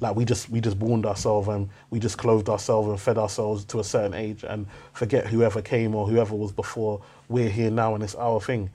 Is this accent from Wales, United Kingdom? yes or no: no; London, United Kingdom; growing up in East London, a big thing was how we spoke